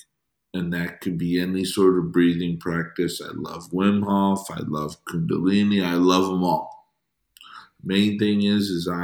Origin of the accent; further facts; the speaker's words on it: Chicago, Illinois, United States; I grew up in Chicago